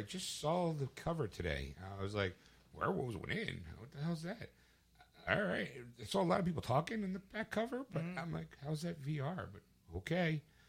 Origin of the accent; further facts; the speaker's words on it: Philadelphia, Pennsylvania, United States; we're from Philadelphia